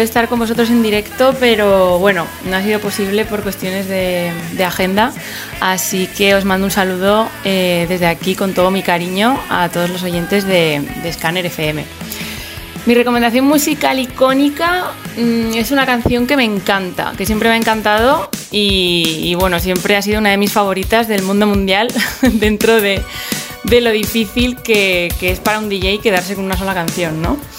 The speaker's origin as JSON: {"language": "Spanish", "town": "Zaragoza", "region": "Aragon", "country": "Spain", "said": "soy de Zaragoza y soy una de las DJs que participan estos días en la Feria de la Música aquí en Monzón"}